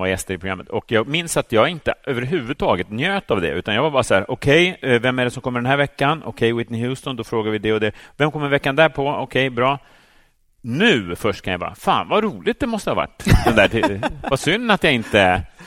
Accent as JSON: {"language": "Swedish", "town": "Täby", "region": "Stockholm County", "country": "Sweden", "tie": "born or raised there", "said": "i medelklassförorten Täby där jag växte upp"}